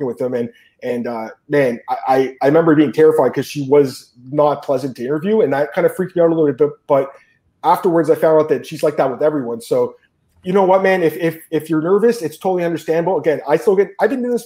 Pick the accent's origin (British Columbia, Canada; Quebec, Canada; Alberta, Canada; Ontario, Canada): Ontario, Canada; Toronto; a guy from Scarborough, Ontario, which is my hometown